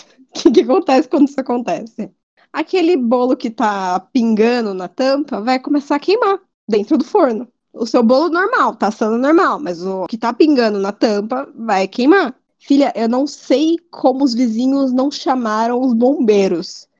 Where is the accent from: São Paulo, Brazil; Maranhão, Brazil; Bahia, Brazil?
São Paulo, Brazil; Fernandópolis; moved away; eu fui para Fernandópolis, que é a cidade de onde eu vim